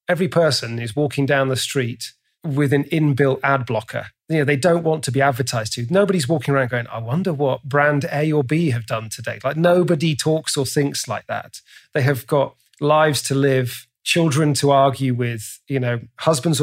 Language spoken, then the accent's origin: English; England, United Kingdom; I'm English